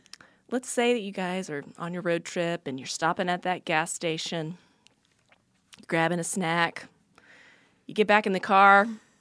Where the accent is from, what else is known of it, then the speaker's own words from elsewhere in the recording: Texas, United States; You're from Texas. I'm from Texas.